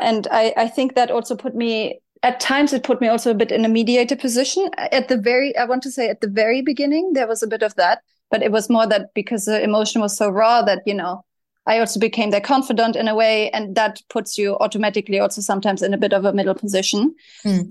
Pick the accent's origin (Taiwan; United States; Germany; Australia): Germany; I grew up in Germany.